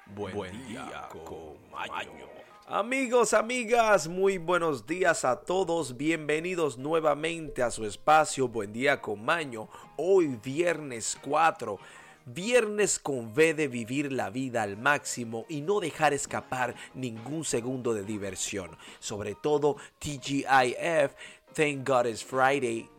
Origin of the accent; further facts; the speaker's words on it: Dominican Republic; nuestro país, la República Dominicana